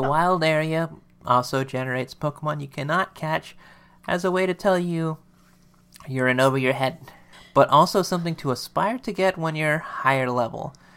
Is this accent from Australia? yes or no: no; United States